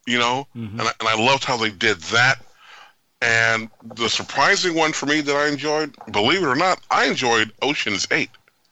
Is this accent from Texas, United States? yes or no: no; Oakland, California, United States; I grew up in Oakland.